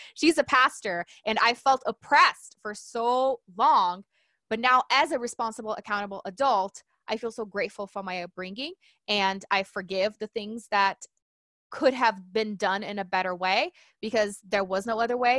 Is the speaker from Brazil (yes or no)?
yes; Brazil; now in United States; I was in Brazil, I'm from Brazil, and I was actually in school